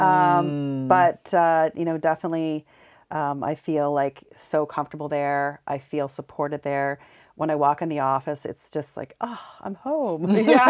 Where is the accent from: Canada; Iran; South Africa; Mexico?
Canada; Montreal, Quebec; born there; Yeah, I was born in Montreal. My mother's French Canadian.